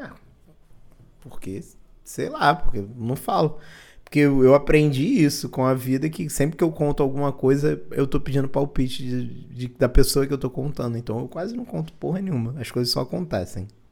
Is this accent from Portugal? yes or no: no; Belo Horizonte, Minas Gerais, Brazil; sou do, de Belo Horizonte